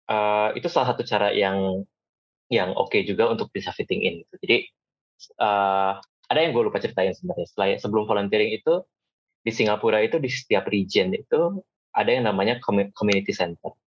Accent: Bandung, West Java, Indonesia; moved away as an adult; tapi buat gue yang datang dari Bandung dan hidup di sana 22 tahun, menyicipi uh, apa ya keberagaman dan juga menyicipi dunia itu ya dari situ.

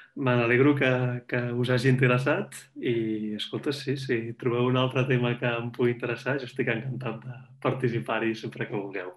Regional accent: Barcelona, Catalonia, Spain; moved away as an adult; now in Zurich, Switzerland; jo sóc de Barcelona ciutat, he crescut al centre de la ciutat, he viscut tota la vida al centre de la ciutat

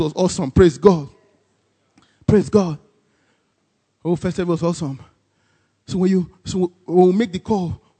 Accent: Nigeria; as a Nigerian

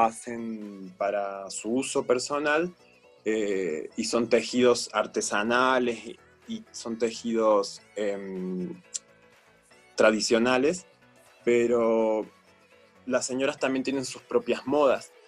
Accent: Córdoba, Argentina; moved away as an adult; now in Chiapas, Mexico; Córdoba, la ciudad donde yo nací

